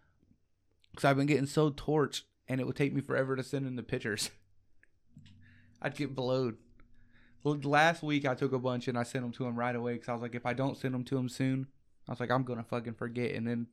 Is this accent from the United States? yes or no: yes; Ohio, United States; I was born in Ohio